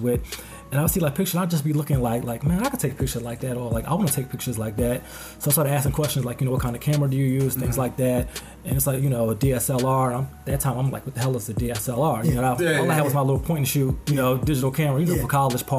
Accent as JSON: {"language": "English", "region": "New Jersey", "country": "United States", "moved": "as an adult", "lives_now": "Maryland, United States", "said": "I'm originally from New Jersey. I'm now in the D.C. area, on the Maryland side"}